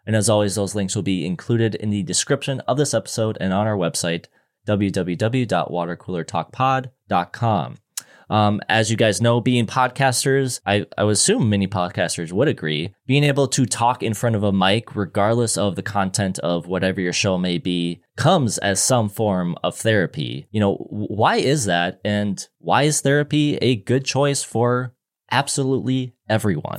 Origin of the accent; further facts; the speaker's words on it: Minnesota, United States; being from Minnesota